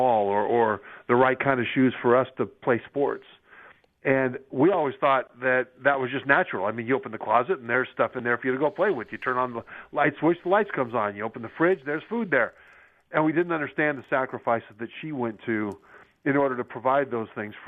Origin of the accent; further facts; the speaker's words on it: Sacramento, California, United States; moved away as an adult; also born or lived in Utah; I grew up in Sacramento, California, Rio Americano High School